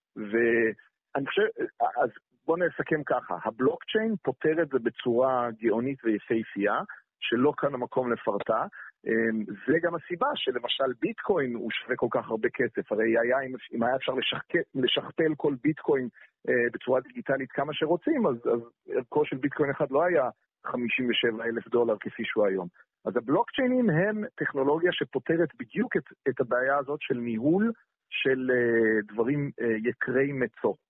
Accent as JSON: {"language": "Hebrew", "town": "Jerusalem", "region": "Jerusalem District", "country": "Israel", "tie": "born or raised there", "said": "אני ירושלמי"}